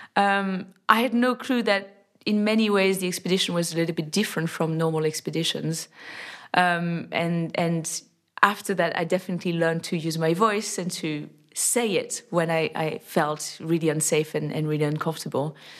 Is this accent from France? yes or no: yes; near Annecy, French Alps, Auvergne-Rhône-Alpes, France; I was born in the French Alps, in the lovely town of Annecy. And I grew up in a, in a very small village nearby